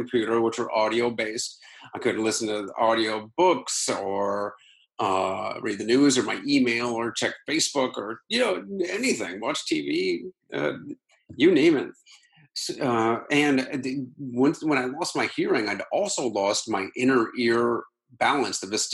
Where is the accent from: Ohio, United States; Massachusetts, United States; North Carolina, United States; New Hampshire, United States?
Ohio, United States; Akron; moved away; my hometown of Akron